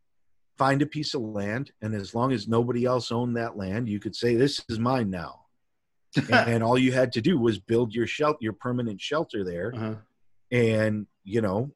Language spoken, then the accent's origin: English; Chicago, Illinois, United States; I was born in Chicago. I was raised in Chicago. You know, we moved out of the city into the suburbs when I was a teenager